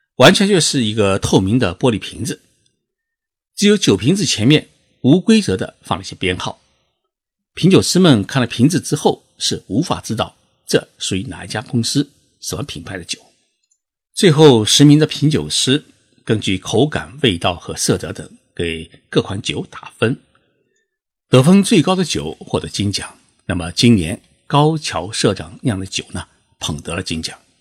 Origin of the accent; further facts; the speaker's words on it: China; 我们中国人